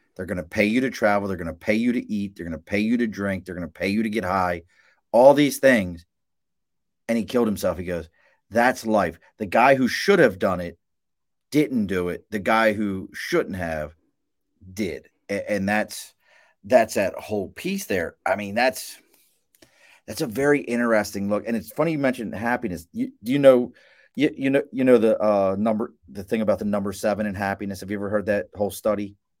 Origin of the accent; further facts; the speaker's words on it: Baltimore, Maryland, United States; I'm from Baltimore.